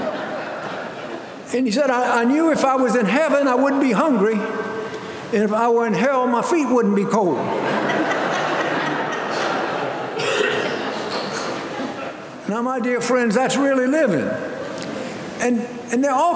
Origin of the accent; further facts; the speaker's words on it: United States; as American people